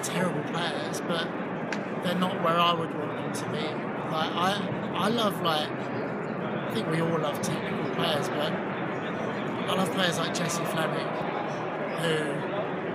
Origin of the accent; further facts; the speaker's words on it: England, United Kingdom; now in United States; I mean, I am American, but I'm also English